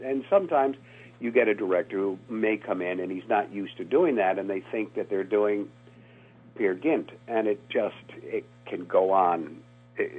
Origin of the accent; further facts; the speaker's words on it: Rhode Island, United States; I grew up in New England on the coast in Rhode Island